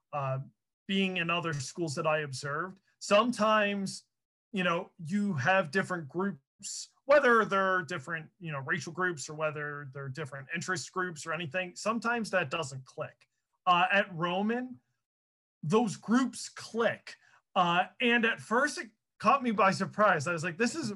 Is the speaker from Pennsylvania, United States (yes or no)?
yes; Chester County, Pennsylvania, United States; I grew up in Chester County